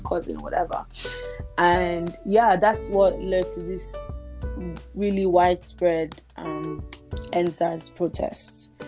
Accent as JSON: {"language": "English", "country": "Nigeria", "tie": "born or raised there", "moved": "as an adult", "lives_now": "Canada", "said": "I I grew up in Nigeria. I was born and raised there. I only came to Canada um, in 2016, August."}